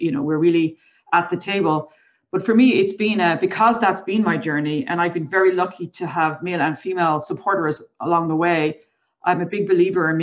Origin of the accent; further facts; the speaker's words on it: Ireland; I'm Irish, so we have a history of storytellers